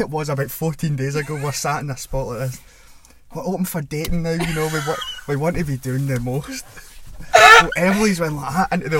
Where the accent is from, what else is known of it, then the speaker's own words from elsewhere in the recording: Scotland, United Kingdom; I'm Scottish.